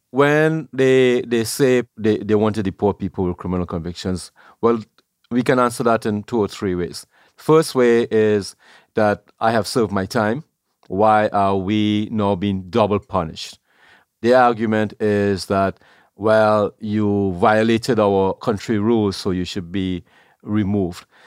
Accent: Trinidad & Tobago; moved away as an adult; also born or lived in New York; now in New Jersey, United States; I was born in Trinidad.

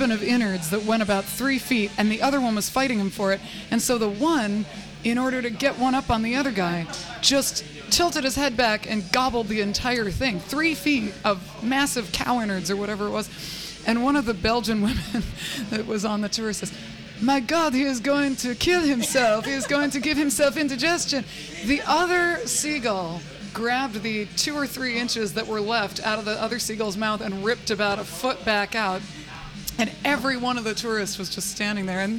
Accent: San Francisco, California, United States; also born or lived in Maine; I grew up in San Francisco and I was transplanted to Maine, which was all white people.

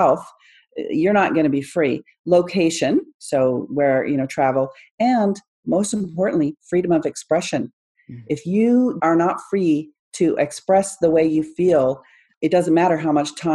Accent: Canada; I'm from Canada, where it's supposed to be one of the safest places in the world

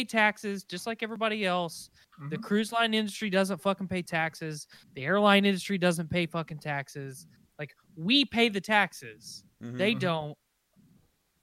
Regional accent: United States

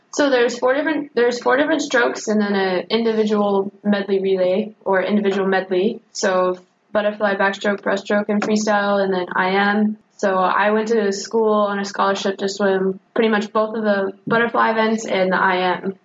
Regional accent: Jamestown, North Carolina, United States; moved away as an adult; I grew up in North Carolina in a suburb of Greensboro

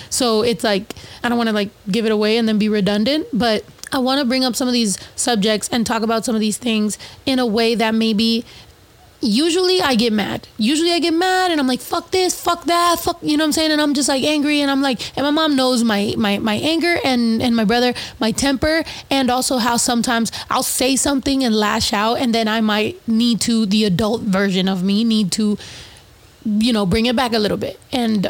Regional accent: East Coast, United States; Like, I'm from the East Coast. How fucking dare you?

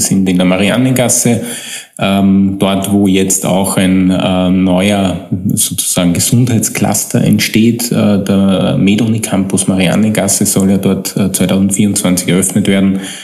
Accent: Upper Austria, Austria; moved away as an adult; now in Vienna, Austria; ich stamme aus Oberösterreich

